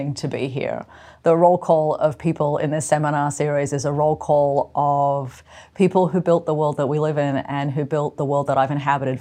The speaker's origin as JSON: {"language": "English", "region": "Northern Territory", "country": "Australia", "tie": "born or raised there", "also_born_or_lived": "Canberra, Australia / Silicon Valley, United States", "moved": "as an adult", "said": "I grew up on my mother's field sites in central and northern Australia in the 1970s and 1980s."}